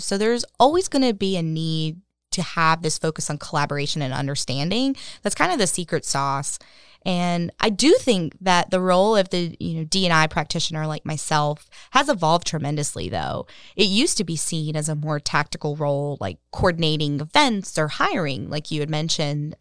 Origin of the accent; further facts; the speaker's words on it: Cary, North Carolina, United States; I grew up in Cary